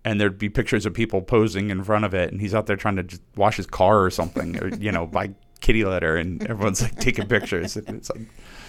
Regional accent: Philadelphia, Pennsylvania, United States; I grew up in Philly

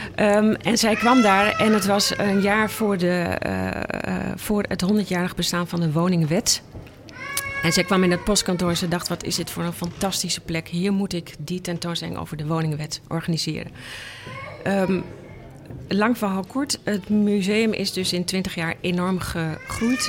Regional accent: Enschede, Overijssel, Netherlands; moved away as an adult; now in Amsterdam, Netherlands; ik kom uit Enschede en eh, daar ben ik opgegroeid

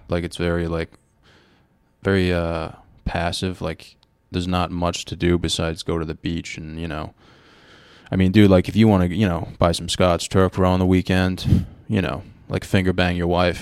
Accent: Rhode Island, United States; we are from Rhode Island.

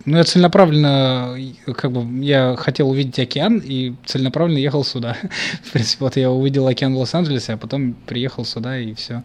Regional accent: Volgograd, Volgograd Oblast, Russia; я вырос не в Америке, я вырос в Красноармейском, еще из-за канали. Это город Волгоград, Красноармейский район.

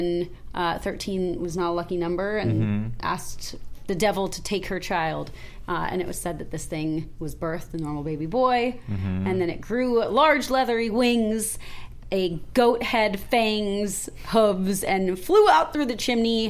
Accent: Calabasas, California, United States; born or raised there

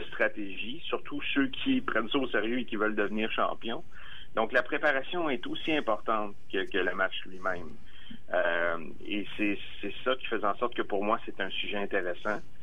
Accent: Armagh, Quebec, Canada; Arma, mon village natal

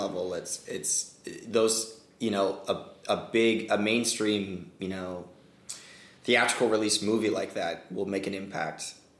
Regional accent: Hong Kong; moved away; Asian, and, you know, I grew up in Hong Kong and everyone spoke English

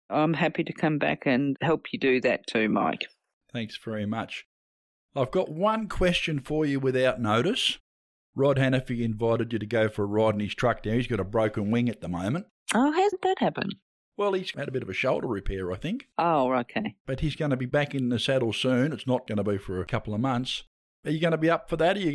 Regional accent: Hobart, Tasmania, Australia; I'm Hobart, born and bred.

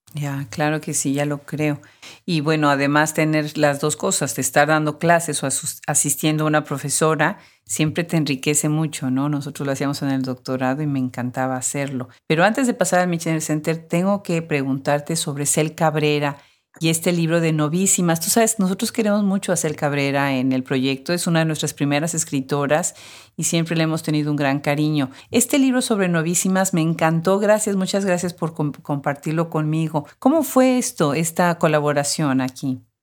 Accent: Mexico; como mexicana

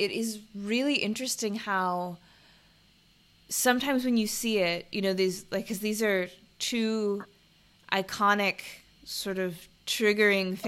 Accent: United States; now in Bangkok, Thailand; speaking as an American

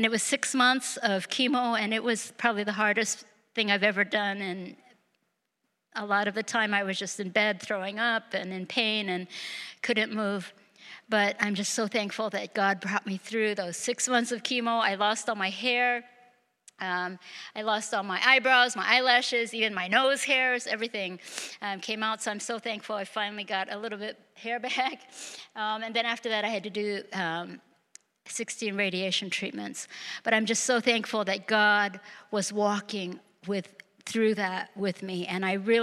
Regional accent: United States; moved away as an adult; now in Japan; I grew up Japanese American

